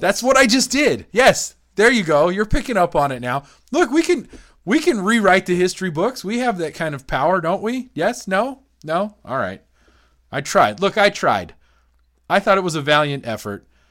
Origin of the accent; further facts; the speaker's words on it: Greeley, Colorado, United States; I grew up in Greeley